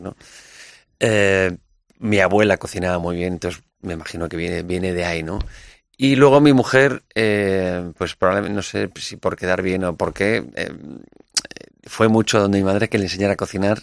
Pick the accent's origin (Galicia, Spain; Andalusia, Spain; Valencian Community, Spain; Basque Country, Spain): Basque Country, Spain; yo soy vasco